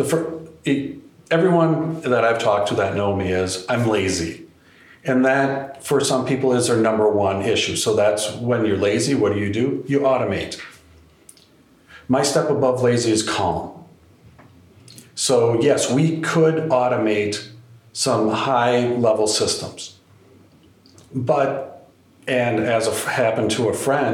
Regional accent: Wisconsin, United States; I'm from Wisconsin

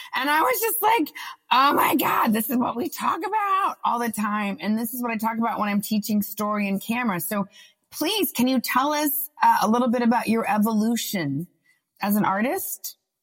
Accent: Austin, Texas, United States; moved away as an adult; also born or lived in New York; We're both from Austin

